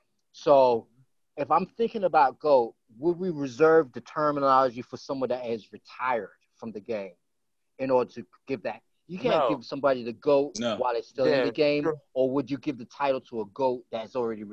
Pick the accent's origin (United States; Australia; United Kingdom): United Kingdom; England; I'm from England